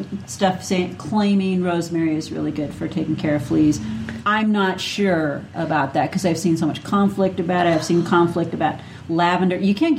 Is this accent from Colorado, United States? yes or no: no; Minnesota, United States; accent: Minnesota; If you say it funny, just say it's my accent. That is a Minnesota accent.